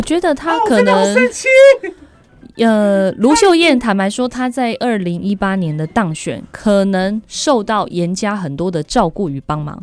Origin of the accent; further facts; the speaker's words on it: Taichung, Taiwan; 我们台中人